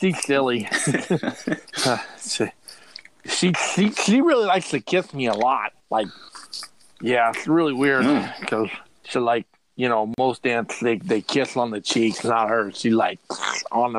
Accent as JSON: {"language": "English", "region": "Midwest", "country": "United States", "said": "being a Midwesterner"}